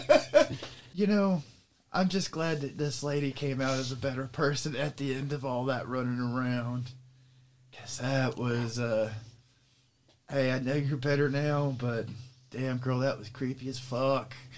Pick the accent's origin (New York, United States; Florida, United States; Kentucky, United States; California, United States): Florida, United States; Everglades; moved away; also born or lived in Pearl, Mississippi; growing up in the Everglades